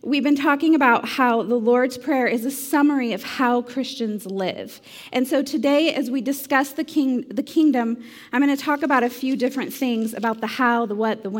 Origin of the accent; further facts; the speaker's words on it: United States; as an American